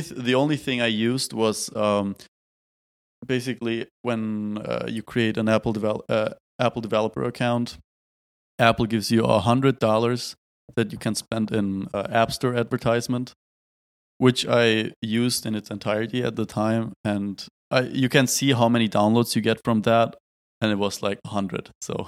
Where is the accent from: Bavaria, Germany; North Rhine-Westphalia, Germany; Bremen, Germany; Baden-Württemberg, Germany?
Baden-Württemberg, Germany; Tübingen; moved away as an adult; now in Berlin, Germany; back in our beautiful hometown in Tübingen. Now I'm back home in Berlin.